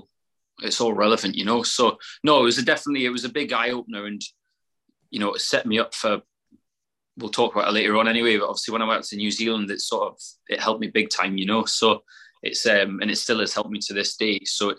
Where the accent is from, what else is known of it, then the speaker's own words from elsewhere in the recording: Haltwhistle, North East England, United Kingdom; So originally I'm from Haltwhistle, just in the borders there, it's in Northumberland. Grew up not in farming.